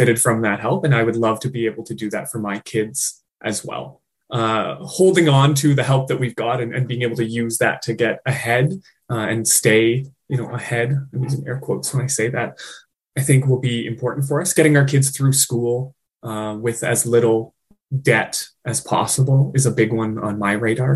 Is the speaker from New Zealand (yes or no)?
no; Ontario, Canada; now in British Columbia, Canada; I was home in Ontario. I'm from Ontario originally. I live in BC now.